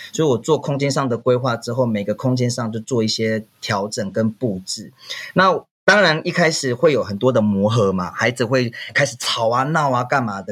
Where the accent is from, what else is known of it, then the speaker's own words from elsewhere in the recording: Wulai, New Taipei, Taiwan; 我来自台北乌来，我们是德拉曼这边的泰雅族